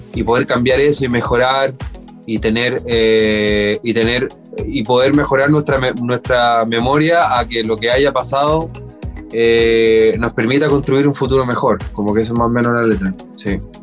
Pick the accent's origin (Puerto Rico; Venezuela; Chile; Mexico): Chile; en mi país, en Chile